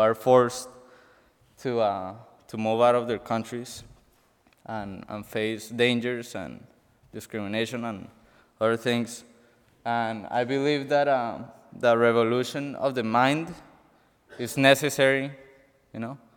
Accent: Colombia; moved away; I'm from Colombia, and my country is filled with a history of violence

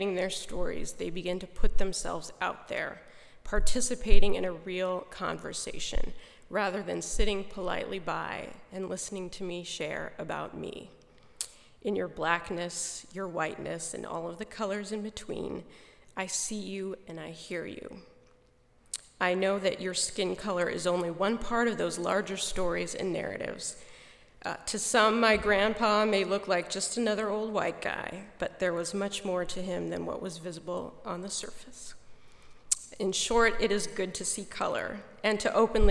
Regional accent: Goshen, Indiana, United States; my hometown

